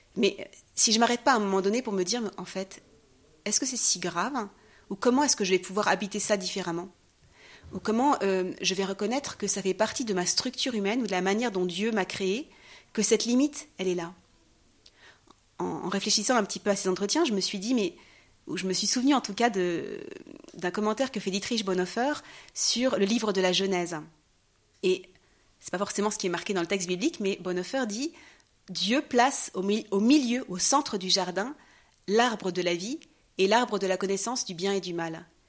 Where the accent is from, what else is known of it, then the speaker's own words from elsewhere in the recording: France; moved away as an adult; now in Jerusalem; je suis née en France